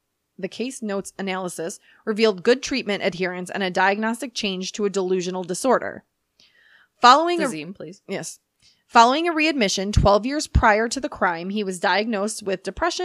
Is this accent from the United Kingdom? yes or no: yes; United Kingdom; Because I'm British.